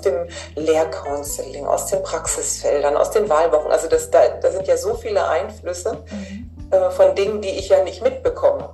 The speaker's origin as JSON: {"language": "German", "region": "Hamburg", "country": "Germany", "said": "Ich komme ja aus Hamburg"}